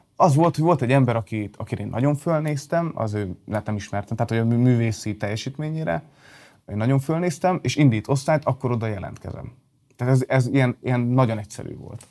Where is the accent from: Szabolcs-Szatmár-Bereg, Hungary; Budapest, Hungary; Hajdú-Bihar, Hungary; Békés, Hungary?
Hajdú-Bihar, Hungary; Balmazújváros; also born or lived in Debrecen; Balmazújvárosban, ugye Balmazújvárosban születtem, vagy laktam